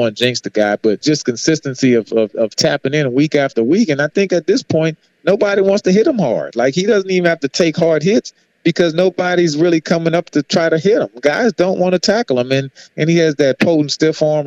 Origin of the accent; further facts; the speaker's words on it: New Orleans, Louisiana, United States; I grew up on the Bayou Classic growing up in New Orleans